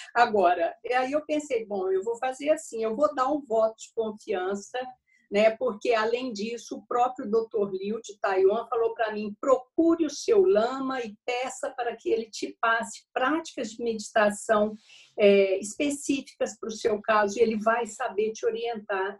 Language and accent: Portuguese; Uberaba, Minas Gerais, Brazil; Eu nasci em Uberaba, a terra do Chico Xavier, em Minas uhum, Gerais, uhum. E, em uma família muito espírita e a gente tinha essa ligação espiritual muito forte desde a infância